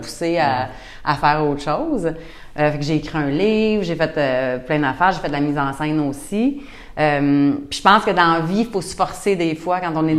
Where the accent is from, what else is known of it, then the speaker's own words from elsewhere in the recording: Saint-Hyacinthe, Quebec, Canada; also born or lived in Montreal / Rosemère; now in Rougemont, Canada; à 11 ans, je suis déménagée à Saint-Hyacinthe, puis là, je suis encore dans les, euh, dans les environs